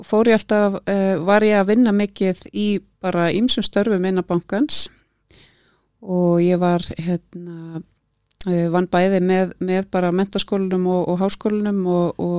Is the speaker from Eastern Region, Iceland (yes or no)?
no; Reykjavík, Capital Region, Iceland; also born or lived in Edinburgh, United Kingdom; ég elst upp bara í Breiðholti, í Efra Breiðholti og hérna fór í Hólabrökkuskóla og, og var hérna bara bjó í sömu blokk frá því ég fættist og þangað til ég flutta heimann.